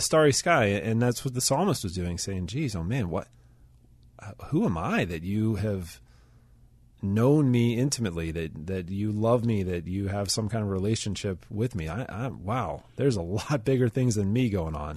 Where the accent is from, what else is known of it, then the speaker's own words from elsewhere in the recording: Pittsburgh, Pennsylvania, United States; I'm from Pittsburgh. I've lived here most of my life